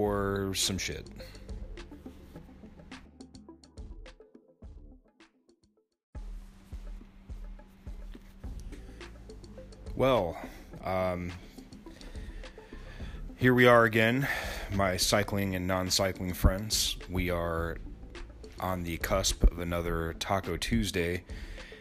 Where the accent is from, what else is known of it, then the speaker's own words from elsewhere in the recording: Denison, Iowa, United States; my hometown of Denison